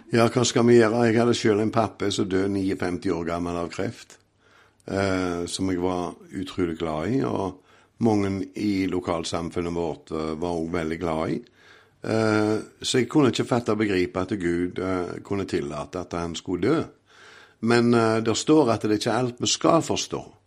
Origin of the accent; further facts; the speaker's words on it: Åkrehamn, Rogaland, Norway; jeg er jo ifra Åkra Eh, på Karmøy. Har vokst opp i en fantastisk familie